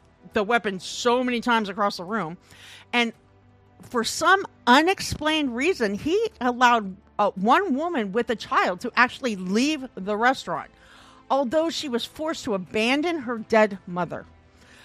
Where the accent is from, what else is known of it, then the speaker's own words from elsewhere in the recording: Midwest, United States; now in Portland, United States; I'm from the Midwest